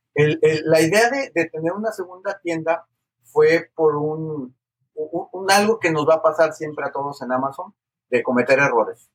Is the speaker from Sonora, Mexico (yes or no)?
no; Guadalajara, Jalisco, Mexico; moved away as an adult; now in The Woodlands, United States; soy mexicano, este, originario del occidente del país, del estado de Jalisco, la ciudad de Guadalajara